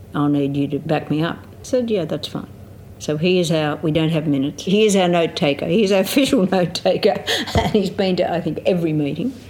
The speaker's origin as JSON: {"language": "English", "area": "Riverina", "region": "New South Wales", "country": "Australia", "tie": "born or raised there", "also_born_or_lived": "Griffith, Australia", "said": "For the first ten years of my life I lived on a farm, wheat and sheep farm out between a little place called Grongrong and Ardlethan, out on the Newell Highway in the Riverina"}